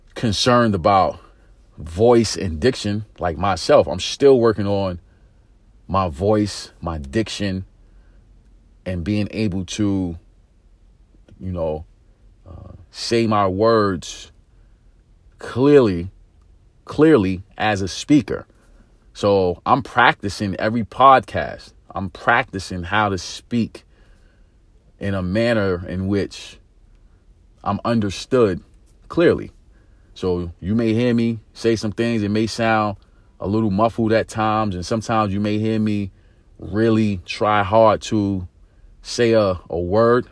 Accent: New York City, New York, United States; being from inner city America, growing up in East New York, Brooklyn

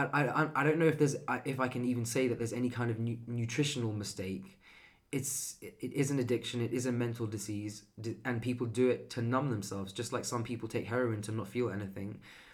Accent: Iran; Persian. It's an Eastern thing.

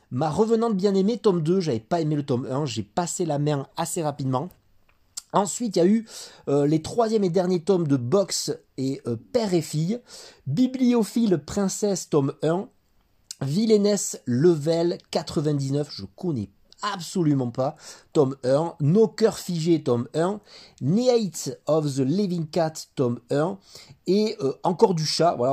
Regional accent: France; C'est 13 tomes actuellement au Japon, 7 Tom euh, chez nous en France.

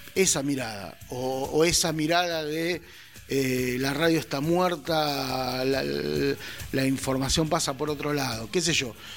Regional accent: Argentina; como argentino, latinoamericano e hincha de boca

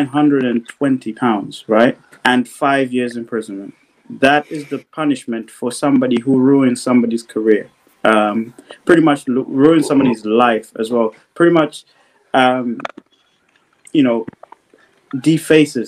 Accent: Malawi; now in United Kingdom; I grew up in Malawi. I was born in Malawi. Obviously, I'm based in the UK now.

